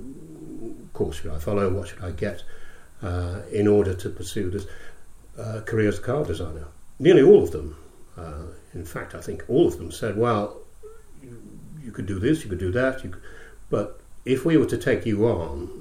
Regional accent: Scotland, United Kingdom; also born or lived in Glasgow / London; I grew up in Scotland, went to school in Scotland, and then also went to drama college in Scotland.

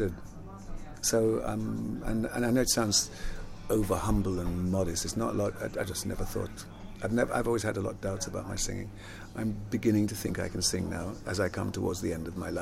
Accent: London, United Kingdom; also born or lived in Jamaica / Palmers Green; I was born in Jamaica though, but I grew up in London

